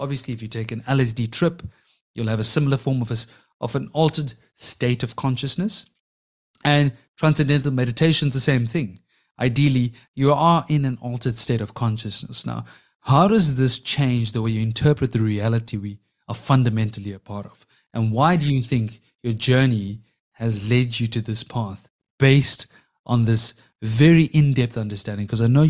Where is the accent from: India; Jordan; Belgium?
India; I'm obviously Indian.